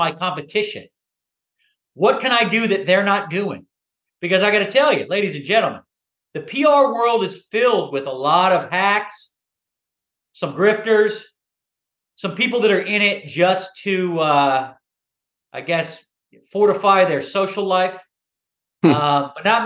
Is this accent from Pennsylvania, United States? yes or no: yes; Philadelphia, Pennsylvania, United States; I'm a Philly guy